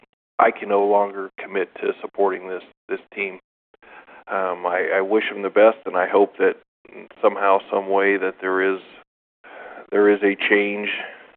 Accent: Oakland, California, United States; I was born in Oakland

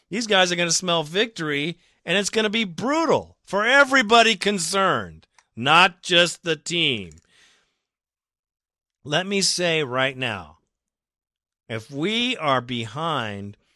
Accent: Chicago, Illinois, United States; I'm from Chicago and that's where when Shoop was uh, run out of town, of course.

